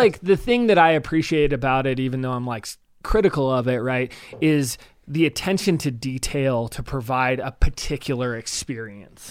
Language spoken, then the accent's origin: English; United States; I'm an American